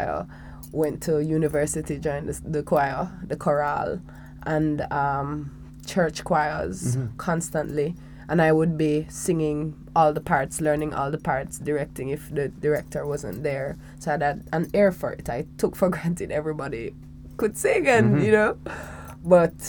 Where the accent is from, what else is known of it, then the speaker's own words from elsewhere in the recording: Falmouth, Trelawny, Jamaica; I was born in Falmouth, Trelawney. Well, that's where I grew up for the first 8 years of my life